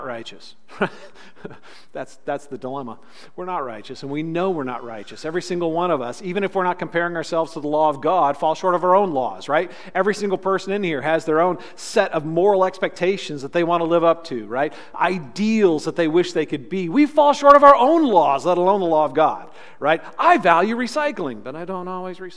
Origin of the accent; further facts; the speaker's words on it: California, United States; Growing up in California